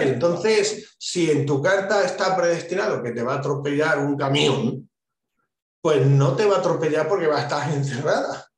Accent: Spain; En mi país, en España

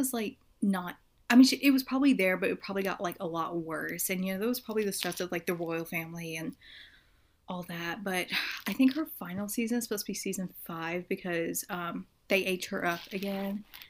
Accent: United States; I'm American.

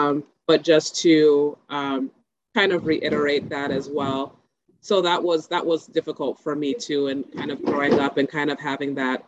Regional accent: Nigeria; So my upbringing, as being a Nigerian daughter, I had two very loving parents who did the best they could with what they had.

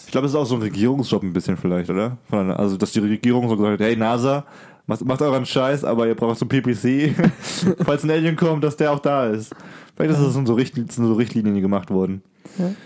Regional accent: Germany; für mich als Deutscher hier

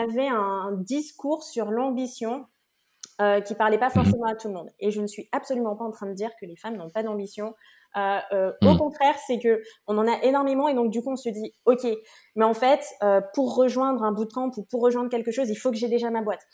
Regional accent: French Guiana; je viens de Guyane

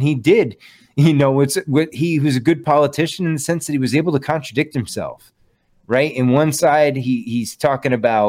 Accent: Connecticut, United States; now in Western Massachusetts, United States; I'm in Western Mass. I'm from Western Connecticut originally.

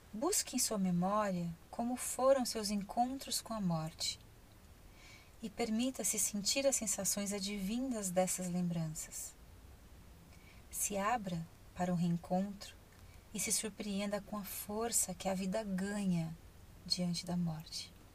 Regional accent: Ribeirão Preto, São Paulo, Brazil; Eu sou de Ribeirão Preto.

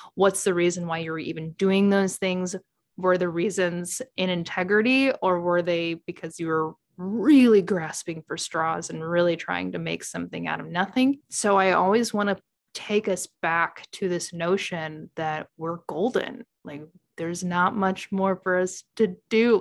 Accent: Midwest, United States; I'm from the Midwest

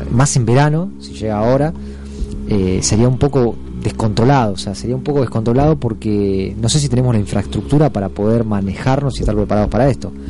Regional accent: Argentina; Nosotros como argentinos siempre muy confiados.

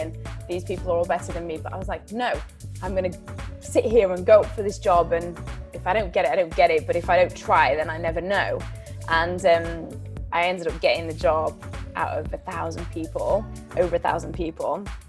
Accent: Sheffield, Yorkshire and the Humber, United Kingdom; I'm from Sheffield. I don't know whether anybody of you know it, in Yorkshire. And um, I actually brought up in quite a difficult background.

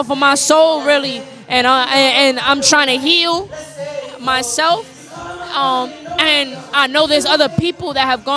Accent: New York City, New York, United States; I'm from the Bronx, New York, really uptown, Kingsbridge, Fordham area

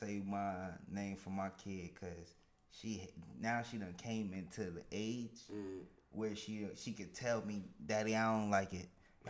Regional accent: New Jersey, United States; moved away; Now I'm from New Jersey

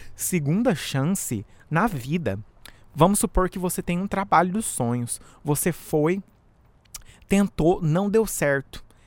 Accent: Brazil; now in United States; Eu sou do Brasil, mas moro nos Estados Unidos

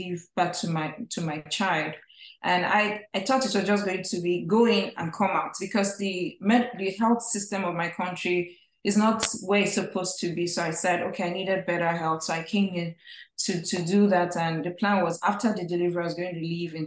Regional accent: Nigeria; moved away as an adult; now in United States; I'm originally from Nigeria, from a family of five

